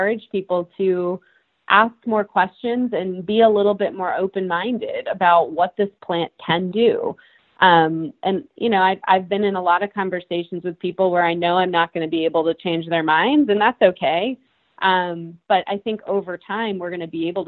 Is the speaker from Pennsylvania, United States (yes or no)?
no; Massachusetts, United States; I grew up in Massachusetts